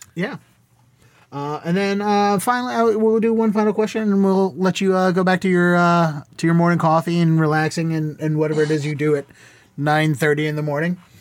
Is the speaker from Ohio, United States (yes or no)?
no; Baltimore, Maryland, United States; moved away as an adult; now in Boston, United States; I grew up in Baltimore, and I started at the Baltimore Comedy Factory